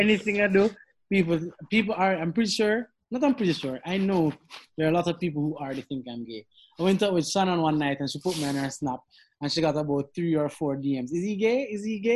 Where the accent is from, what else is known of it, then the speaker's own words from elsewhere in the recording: Jamaica; We're Jamaican.